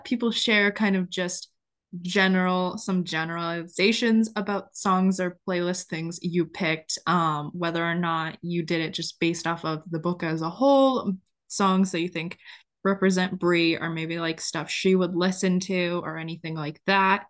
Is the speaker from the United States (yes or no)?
yes; North Carolina, United States; we're from North Carolina